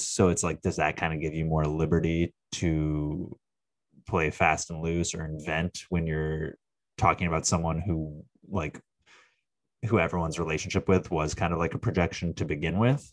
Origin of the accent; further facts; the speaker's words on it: Phoenix, Arizona, United States; I'm from Arizona, not from Tucson, but, you know, I'm from Phoenix